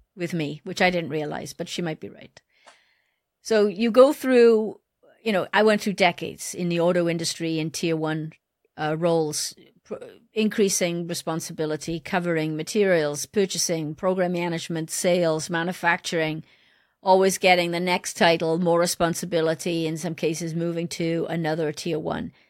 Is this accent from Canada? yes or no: no; Wales, United Kingdom; moved away; also born or lived in Detroit; I wanted to give back to my home country. I wanted to find a way to give back to Wales.